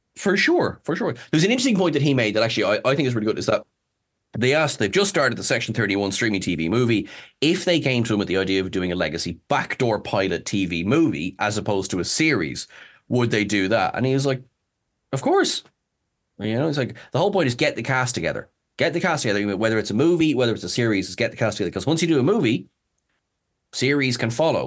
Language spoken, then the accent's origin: English; Ireland; I'm Irish